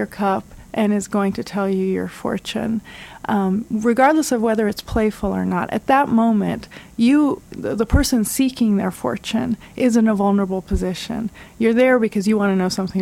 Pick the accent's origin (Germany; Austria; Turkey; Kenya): Turkey; Istanbul; now in Ann Arbor, United States; I'm from Istanbul, where this film was shot, and my new hometown is Ann Arbor